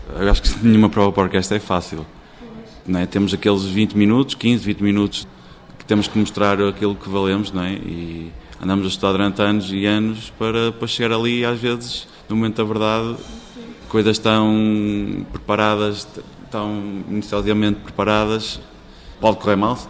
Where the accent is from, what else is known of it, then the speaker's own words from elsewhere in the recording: Braga, Norte, Portugal; moved away as an adult; now in Lisbon, Portugal; Eu sou natural de Braga, onde está a decorrer esta entrevista